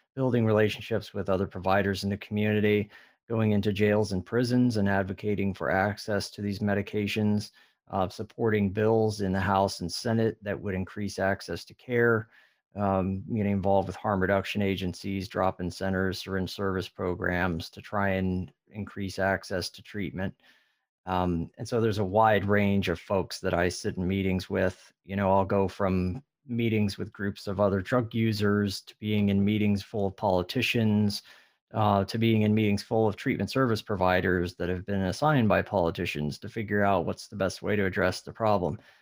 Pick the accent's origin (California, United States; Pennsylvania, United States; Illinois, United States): California, United States; also born or lived in Midwest; now in Texas, United States; I'm originally from California